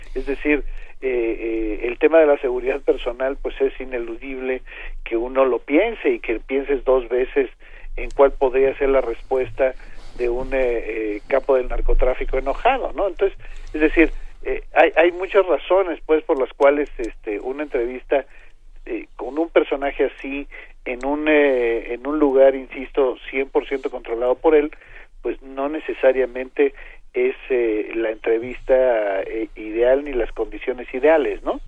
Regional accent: Arcelia, Guerrero, Mexico; Arcelia imagínense es mi tierra

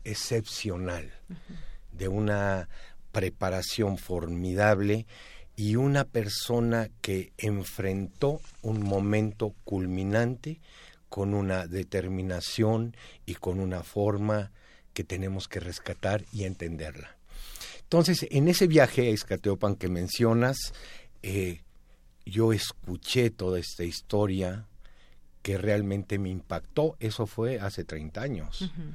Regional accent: Mexico; como mexicanos

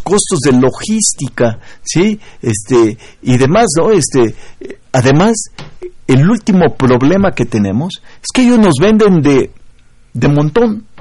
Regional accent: Mexico

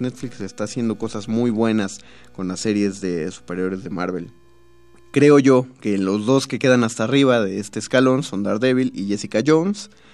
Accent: Mexico City, Mexico; los chilangos

